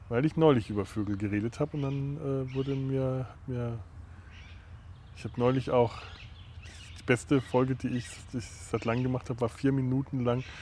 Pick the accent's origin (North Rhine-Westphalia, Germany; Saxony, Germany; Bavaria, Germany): Bavaria, Germany; Das gibt es ja bei uns in Franken, kriegst du überall Bratwurst.